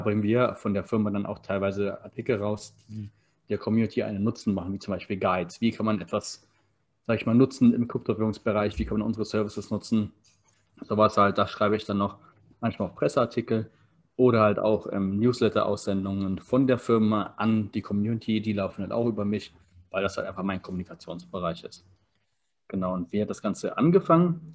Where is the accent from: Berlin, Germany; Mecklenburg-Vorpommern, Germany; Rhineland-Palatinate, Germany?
Berlin, Germany; also born or lived in Maryborough, Queensland, Australia; now in Potsdam, Germany; ich komme aus Berlin, wohne jetzt in Potsdam